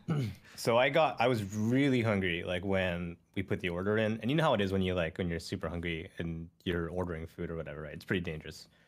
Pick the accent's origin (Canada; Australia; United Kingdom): Canada; born or raised there